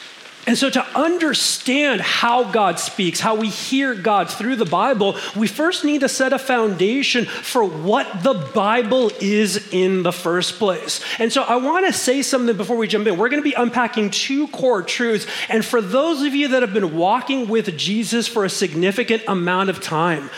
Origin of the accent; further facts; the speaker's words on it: Los Angeles, California, United States; we grew up in Mission Hills, there's a little strip mall on Sepulveda and San Fernando Mission